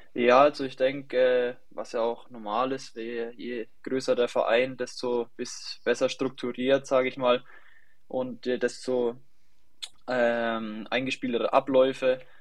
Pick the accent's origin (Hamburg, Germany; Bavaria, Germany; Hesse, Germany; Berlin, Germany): Bavaria, Germany; near Schweinfurt; ich komme aus der Nähe von Schweinfurt